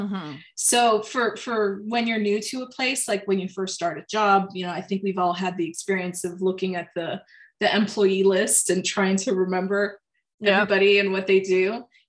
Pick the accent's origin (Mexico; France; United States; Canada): France; So even though I was from France, we were also like on tour.